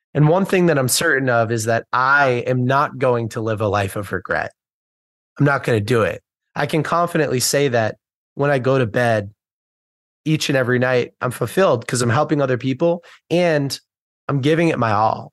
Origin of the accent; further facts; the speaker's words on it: United States; I'm from the United States